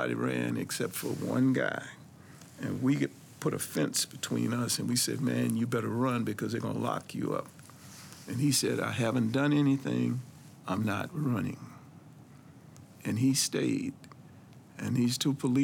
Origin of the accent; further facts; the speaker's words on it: Washington, District of Columbia, United States; being a black man growing up in Northwest D.C.